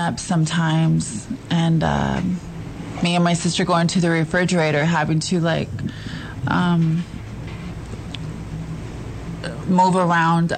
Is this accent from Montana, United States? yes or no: no; San Angelo, Texas, United States; I am from San Angelo, Texas